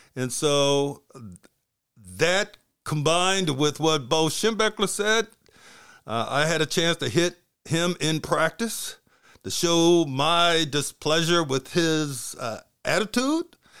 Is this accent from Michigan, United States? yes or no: yes; Flint, Michigan, United States; also born or lived in New Hampshire; I was born in Flint, Michigan, and I was born hearing impaired.